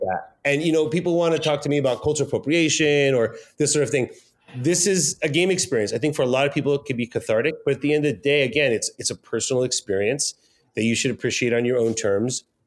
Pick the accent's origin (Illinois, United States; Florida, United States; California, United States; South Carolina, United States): California, United States; Pico Rivera; I was born in Los Angeles in a very bad part of town, in a city called Pico Rivera.